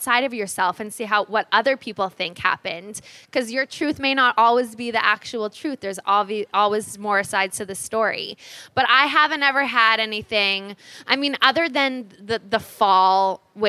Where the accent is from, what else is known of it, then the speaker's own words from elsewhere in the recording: Los Angeles, California, United States; I grew up in Los Angeles